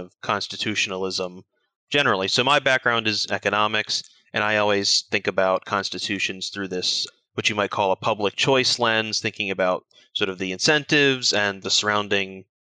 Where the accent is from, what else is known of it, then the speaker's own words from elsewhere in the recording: United States; as an American